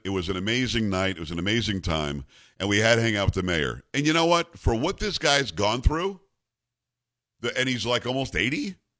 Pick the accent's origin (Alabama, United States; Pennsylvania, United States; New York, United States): New York, United States; I'm from New York.